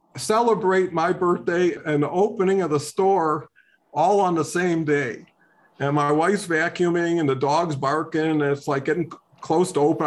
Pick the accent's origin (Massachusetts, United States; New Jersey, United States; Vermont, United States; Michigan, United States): Michigan, United States; Detroit; grew up in Detroit under kind of a challenging circumstances